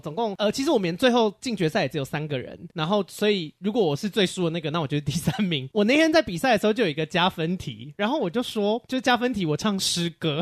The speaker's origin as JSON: {"language": "Chinese", "country": "Taiwan", "said": "我来自宝岛台湾"}